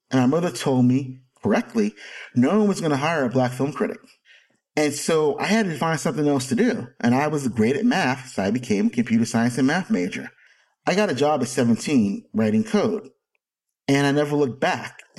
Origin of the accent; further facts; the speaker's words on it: Jersey City, New Jersey, United States; And I was a little asthmatic kid growing up in Jersey City who couldn't go outside all the time.